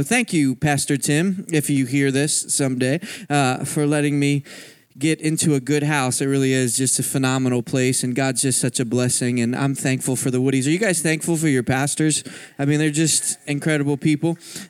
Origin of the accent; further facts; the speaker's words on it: Philadelphia, Pennsylvania, United States; I grew up in Philadelphia my whole life, and I had never crossed the Mississippi.